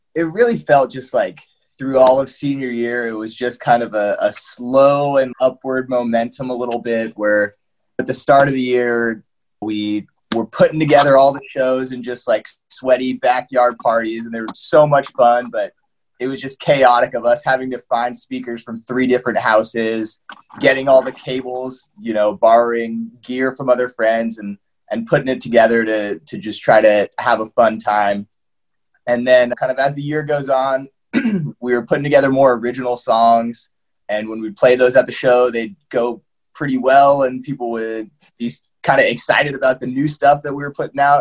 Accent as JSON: {"language": "English", "town": "Seattle", "region": "Washington", "country": "United States", "said": "I'm from Seattle"}